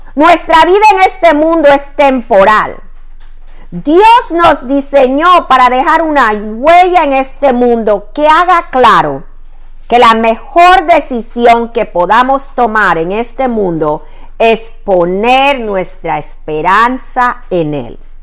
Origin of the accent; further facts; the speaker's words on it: Panama; now in Virginia, United States; mi país de origen